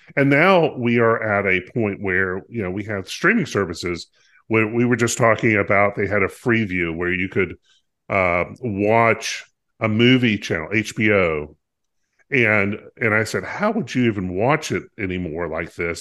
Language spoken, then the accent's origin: English; North Carolina, United States; I grew up in North Carolina